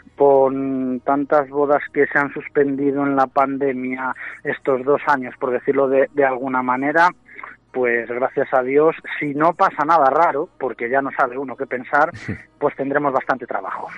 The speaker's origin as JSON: {"language": "Spanish", "town": "Valladolid", "region": "Castile and León", "country": "Spain", "also_born_or_lived": "Arroyo de la Encomienda", "said": "yo soy de Valladolid, aunque resido ahí mismo, donde tenéis la emisora, en Arroyo, pero, pero soy de Valladolid"}